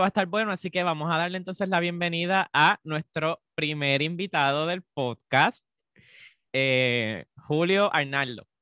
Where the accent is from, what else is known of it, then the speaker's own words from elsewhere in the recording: Puerto Rico; nosotros los puertorriqueños